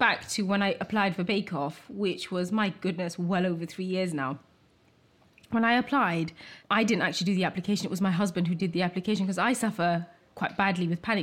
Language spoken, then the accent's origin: English; United Kingdom; I'm British, I'm also Bangladeshi